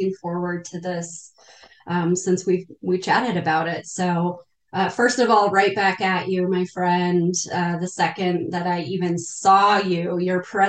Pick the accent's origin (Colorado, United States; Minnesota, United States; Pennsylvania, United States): Colorado, United States; Northern; I was born and raised in Northern Colorado